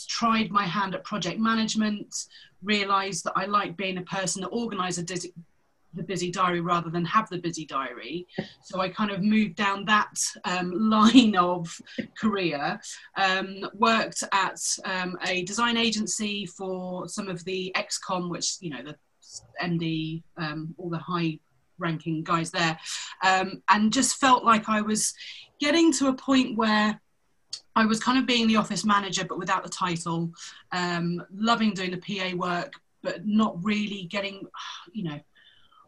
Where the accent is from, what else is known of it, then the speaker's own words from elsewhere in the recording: Cornwall, South West England, United Kingdom; moved away as an adult; also born or lived in London; I'm a Cornish girl, so I grew up in the countryside.